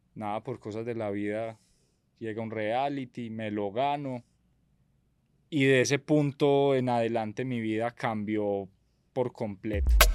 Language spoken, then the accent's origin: Spanish; Medellín, Antioquia, Colombia; Vengo de una familia de comerciantes del Hueco, de Medellín